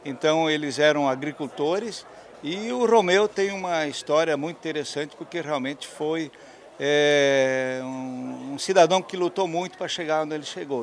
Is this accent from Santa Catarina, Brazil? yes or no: yes; Presidente Nereu, Santa Catarina, Brazil; nós somos filhos de agricultor, né? Meu pai é, é já falecido, era um fumicultor uhum. na região do Vale Itajaí, é, mais precisamente na cidade de Presidente Nereu, próximo a Rio do Sul